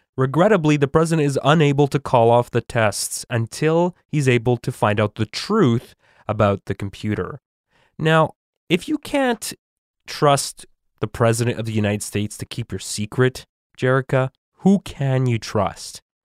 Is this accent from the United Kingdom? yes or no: no; Canada; a Canadian who has traveled to the U S